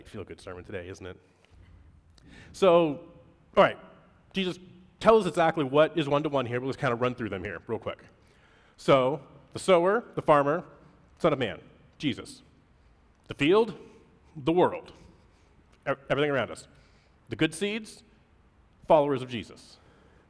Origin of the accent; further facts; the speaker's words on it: Pacific Northwest, United States; moved away; Growing up in the Pacific Northwest